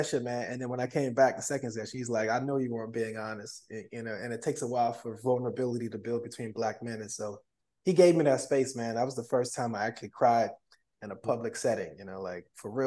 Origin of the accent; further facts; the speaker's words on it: South Florida, United States; I'm from South Florida, you know, went to Central, went to FAMU